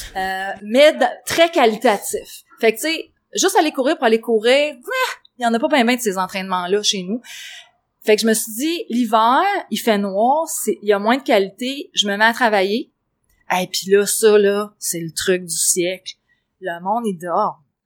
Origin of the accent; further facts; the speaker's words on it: Quebec, Canada; on est des Québécois